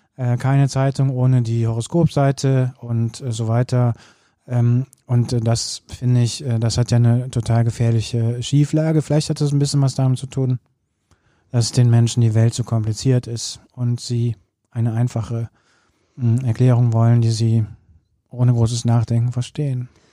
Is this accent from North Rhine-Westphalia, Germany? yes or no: yes; Cologne, North Rhine-Westphalia, Germany; das muss man als Kölner auch mal sagen